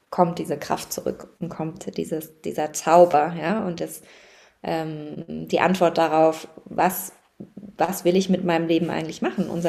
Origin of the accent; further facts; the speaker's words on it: Baden-Württemberg, Germany; ich bin im Schwarzwald aufgewachsen, also sehr naturverbunden